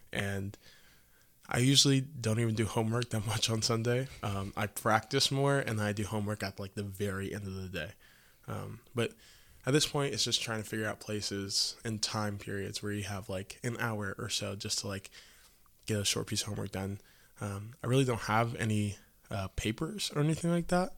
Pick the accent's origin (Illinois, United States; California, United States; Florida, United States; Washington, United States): Illinois, United States; Quincy; I'm from Quincy, Illinois, so that's about two and a half hours north of here